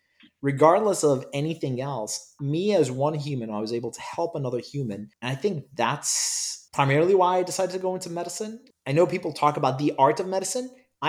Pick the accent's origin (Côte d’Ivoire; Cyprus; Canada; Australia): Cyprus; English is a second language; also born or lived in Iraq / United Kingdom; I was born in Iraq and I left Iraq and traveled the world with my parents. Sadly, I don't remember many of the places I visited, but my parents claim that I've been around the world, so I have to believe them. I grew up, ultimately, I attended school in Cyprus and in the United Kingdom